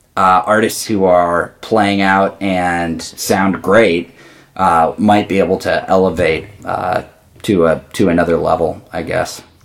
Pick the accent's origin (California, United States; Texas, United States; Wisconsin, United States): Wisconsin, United States; Mount Horeb; I grew up with him in Mount Horeb.